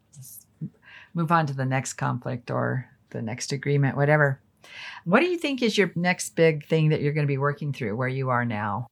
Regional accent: Alamosa, Colorado, United States; I grew up in Alamosa

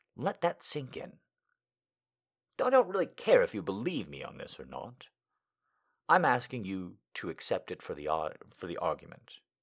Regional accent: United States; me just being an American

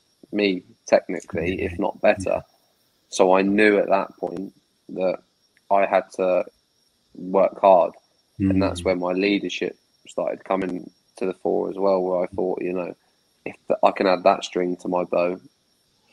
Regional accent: Southampton, South East England, United Kingdom; I was born in Southampton, raised in Southampton

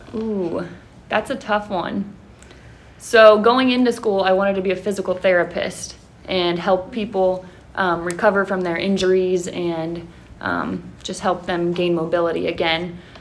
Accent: Mount Vernon, Ohio, United States; I am from the area. I'm from Mount Vernon. Um, when I was in high school, I actually played against Highland at the high school.

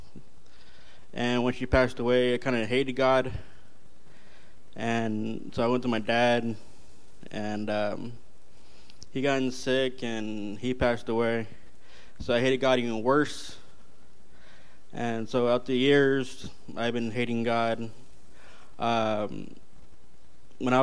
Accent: California, United States; I'm based from California

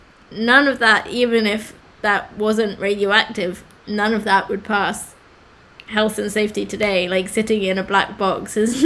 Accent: Oxford, South East England, United Kingdom; I'm from Oxford, so...

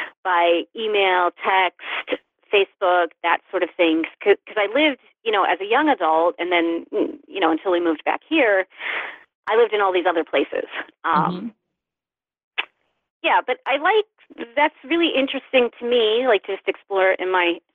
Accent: United States; moved away as an adult; also born or lived in New York City / Dallas, Texas / Baltimore; I grew up in the Olney Valley, and I left the Valley for New York City and then Dallas, Texas, and then Baltimore, and then New York again. And guess what? I ended up back here.

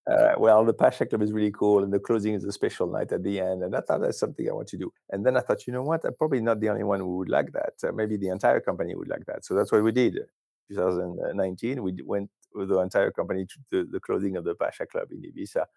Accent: France; moved away; I'm originally from France

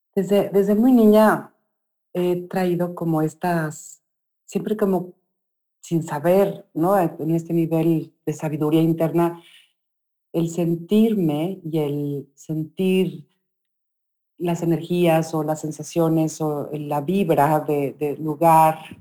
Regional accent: Mexico City, Mexico; cuando era niña compramos, eh, vivíamos en la Ciudad de México, en, Bosques del Lago, que es un lugar lleno de, es un bosque de eucaliptos con un lago. Y ahí crecí

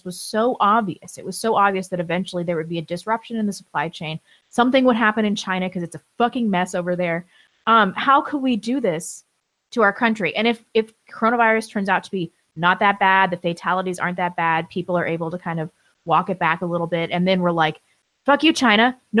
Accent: England, United Kingdom; I'm not Scandinavian. I'm English.

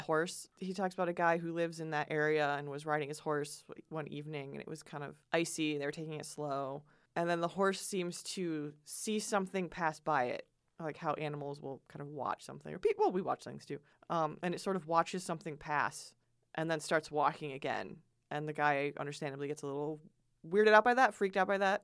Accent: Michigan, United States

